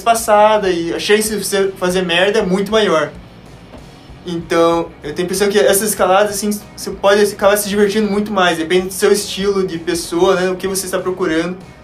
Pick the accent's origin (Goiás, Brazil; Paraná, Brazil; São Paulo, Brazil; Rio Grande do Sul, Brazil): Paraná, Brazil; Curitiba; sou de Curitiba